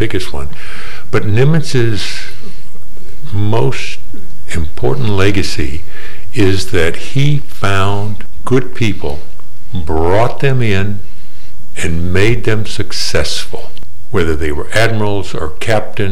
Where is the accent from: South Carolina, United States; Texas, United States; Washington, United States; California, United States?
Texas, United States; Fredericksburg; moved away as an adult; also born or lived in Annapolis, Maryland; I grew up here in Fredericksburg